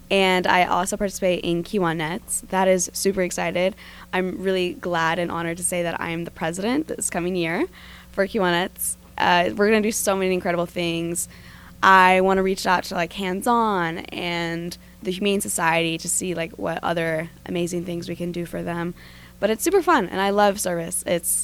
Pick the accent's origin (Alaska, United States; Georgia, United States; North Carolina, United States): North Carolina, United States; Henderson County; born or raised there; also born or lived in New Jersey